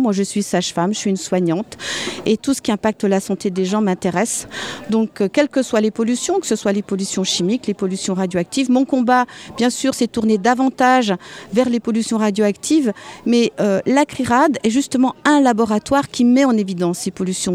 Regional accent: Alsace, Grand Est, France; je viens d'Alsace, j'habite en Alsace

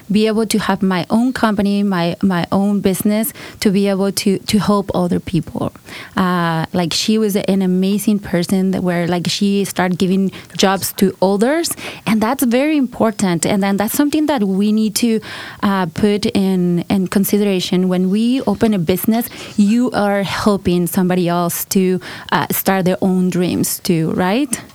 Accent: Colima, Mexico; English is a second language; moved away as an adult; also born or lived in California; now in United States; I'm from Colima, Mexico. Uh, I was born in California, but grew up with my grandma

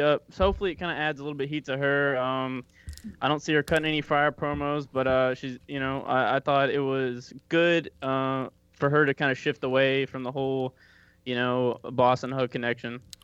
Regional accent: Kentucky, United States; moved away; I'm originally from Kentucky.

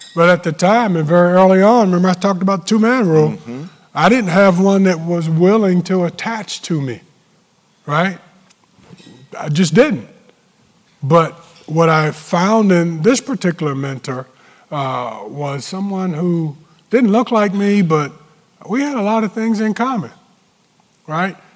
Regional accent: Newport News, Virginia, United States; moved away; We're both from Newport News

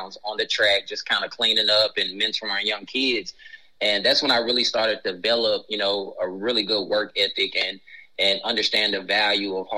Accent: Memphis, Tennessee, United States; I was born and raised in Memphis, Tennessee, specifically Fraser

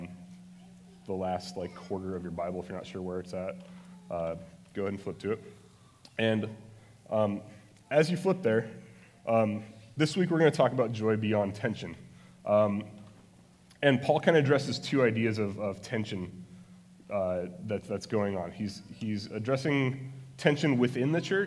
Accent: Phoenix, Arizona, United States; also born or lived in Salt Lake City, Utah; now in Maricopa, United States; I was born in Salt Lake City, but I've lived here since I was eight, and So I guess I'm a Phoenix native

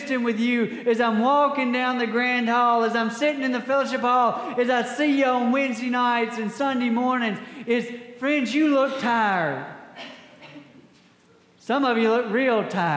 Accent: Scott County, Mississippi, United States; now in Tate County, United States; I grew up in Scott County

